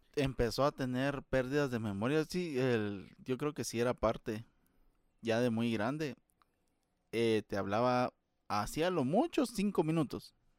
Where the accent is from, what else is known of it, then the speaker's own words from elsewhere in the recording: Guatemala; como chapín